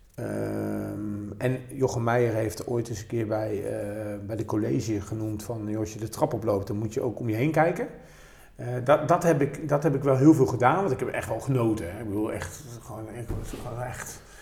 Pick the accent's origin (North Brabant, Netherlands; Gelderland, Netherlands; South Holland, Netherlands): North Brabant, Netherlands; bij ons in Brabant